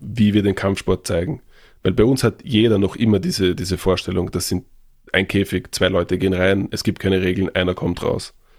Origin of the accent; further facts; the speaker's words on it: Vienna, Austria; bei uns in Wien